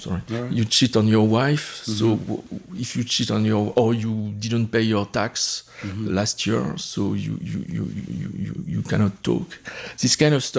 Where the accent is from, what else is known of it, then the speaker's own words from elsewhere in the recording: France; moved away; I grew up in France.